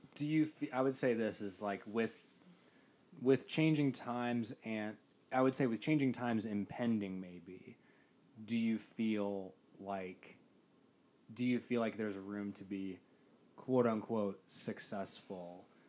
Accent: Midwest, United States; I grew up entirely in the Midwest

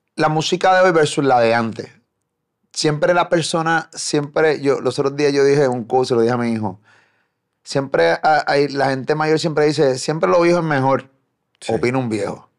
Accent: Carolina, Puerto Rico; me crié en Carolina

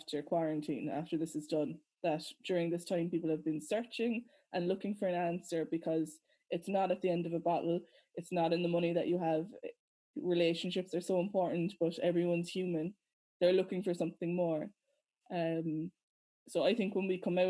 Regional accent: Ireland; being Irish and being Christians

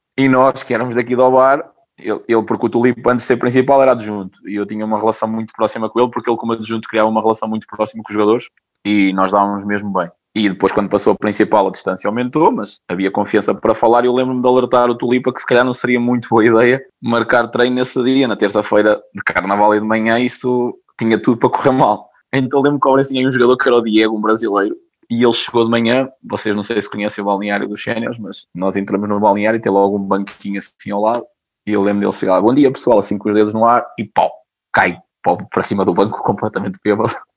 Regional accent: Ovar, Aveiro District, Portugal; Sou do Alvar, né? fui miúdo e jogador do Alvarense na formação

